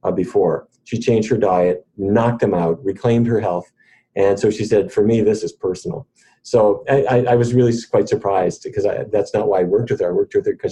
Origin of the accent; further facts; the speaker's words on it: Fargo, North Dakota, United States; now in Washington, DC, United States; when I was growing up in Fargo